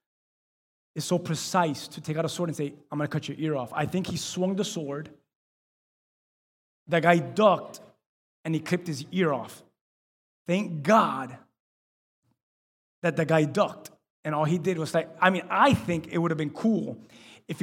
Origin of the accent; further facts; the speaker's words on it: Miami, Florida, United States; we're from Miami